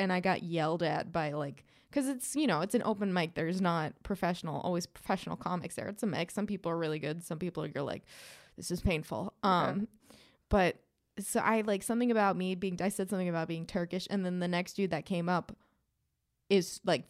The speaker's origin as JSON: {"language": "English", "town": "Perth", "region": "Western Australia", "country": "Australia", "accent": "Australian", "said": "From Perth. I'm a cabbage farmer from Perth. It's my Australian accent."}